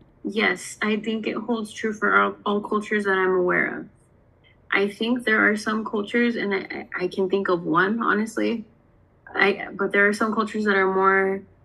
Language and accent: English; Southern California, United States; moved away; So for me, I came from Southern California. I'm Mexican-American. Everybody there is Mexican, Mexican-American for the most part, right?